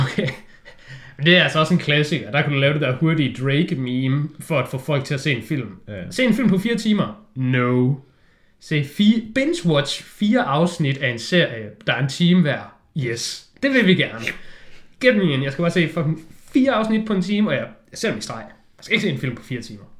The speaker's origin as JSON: {"language": "Danish", "country": "Denmark", "said": "jeg er jo bare en dansker"}